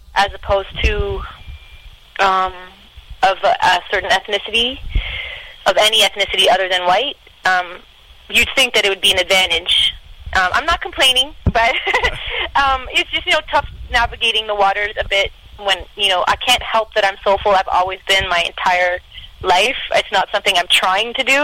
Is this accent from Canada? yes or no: yes; Canada